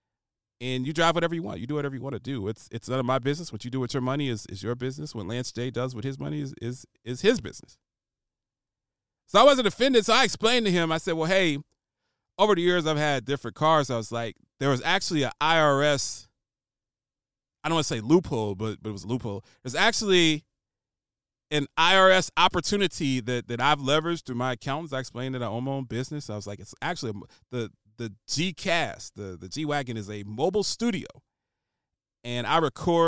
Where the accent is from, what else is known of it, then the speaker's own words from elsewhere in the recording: Columbus, Ohio, United States; I'm from Columbus, Ohio, which is the headquarters and home of Donato's.